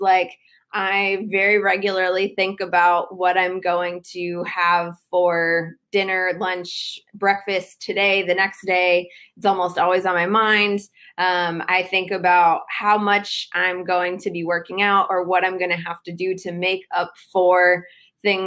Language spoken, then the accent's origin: English; Cleveland, Ohio, United States; moved away as an adult; also born or lived in Miami, Florida; now in Decatur, United States; I was born and raised in Cleveland, Ohio, and went to school in Miami, Florida